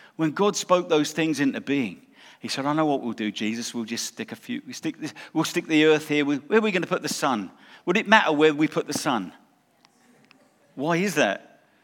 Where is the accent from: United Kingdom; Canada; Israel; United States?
United Kingdom; England; moved away; also born or lived in South Africa; we lived in South Africa, we're English, we went to South Africa, got, got saved and came here.